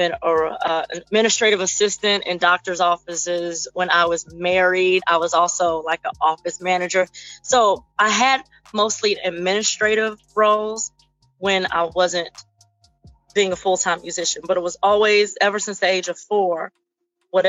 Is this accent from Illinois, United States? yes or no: yes; Chicago, Illinois, United States; moved away as an adult; now in Hammond, United States; originally from Chicago, but now living in the Northwest Indiana area, right on a border town of Hammond, so not super far from my hometown